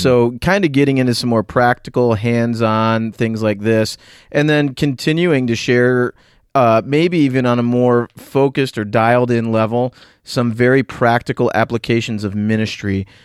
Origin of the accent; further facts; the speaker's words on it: Northeast, United States; also born or lived in Southwest Florida / North Central Pennsylvania; now in Pennsylvania, United States; I grew up in the Northeast in a rural environment.